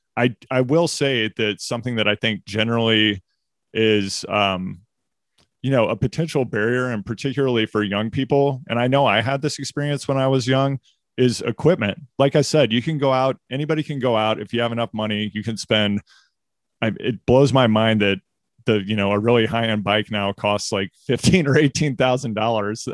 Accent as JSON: {"language": "English", "region": "Missouri", "country": "United States", "also_born_or_lived": "California", "moved": "yes", "lives_now": "Maine, United States", "said": "I'm from Missouri"}